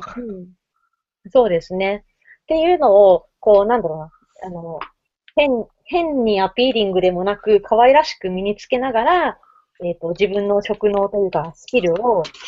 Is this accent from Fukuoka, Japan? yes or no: yes; Fukuoka, Japan; now in Tokyo, Japan; 私、福岡出身ですけど